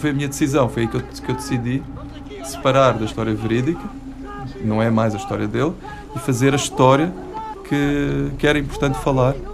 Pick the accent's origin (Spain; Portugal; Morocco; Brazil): Portugal; nós enquanto portugueses, nós enquanto raça lusitana, nós enquanto império uh, uh, ultramarino, tínhamos todo o direito a ficar lá